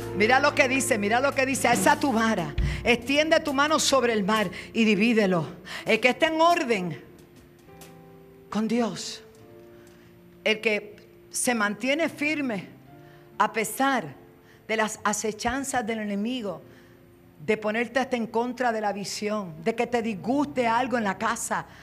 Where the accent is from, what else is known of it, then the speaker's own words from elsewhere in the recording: Puerto Rico; eso decimos acá en Puerto Rico, la linda, la bonita